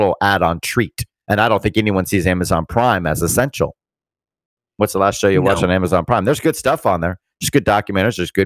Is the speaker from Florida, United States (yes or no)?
yes; Fort Lauderdale, Florida, United States; also born or lived in Pompano Beach, Florida; I grew up in Pompano and Fort Lauderdale.